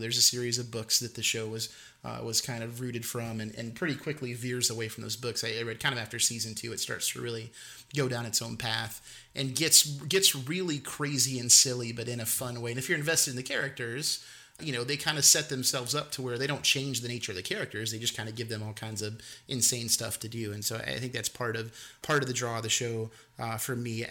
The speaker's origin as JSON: {"language": "English", "region": "the South", "country": "United States", "tie": "born or raised there", "said": "I i grew up in the South and from the South I I understand dialect and appreciate it"}